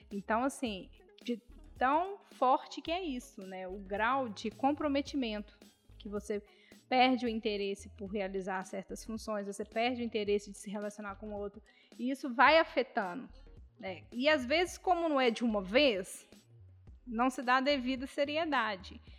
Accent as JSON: {"language": "Portuguese", "town": "Barbacena", "region": "Minas Gerais", "country": "Brazil", "said": "Aí você fala assim, ah, eu sou de Barbacena."}